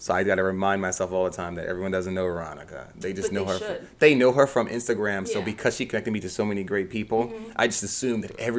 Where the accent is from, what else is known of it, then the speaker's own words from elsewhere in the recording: New Jersey, United States; moved away as an adult; now in Pennsylvania, United States; I'm from New Jersey. So I just commuted.